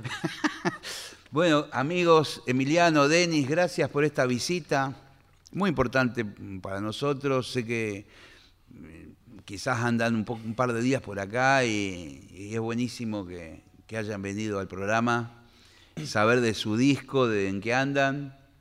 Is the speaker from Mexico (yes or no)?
no; Argentina; yo, como siempre como argentino